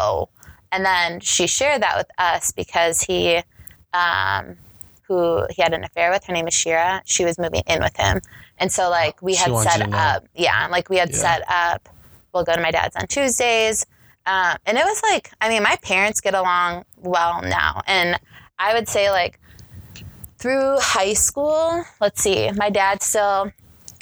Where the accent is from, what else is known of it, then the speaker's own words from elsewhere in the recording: Eagan, Minnesota, United States; also born or lived in Lakeville, Minnesota / Apple Valley, Minnesota; I grew up in Eagan, Napa Valley area. I went to Eastview High School